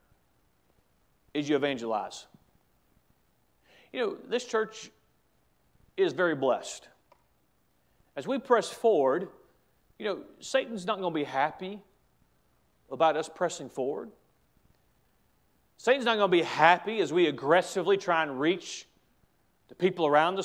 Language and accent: English; United States; As an American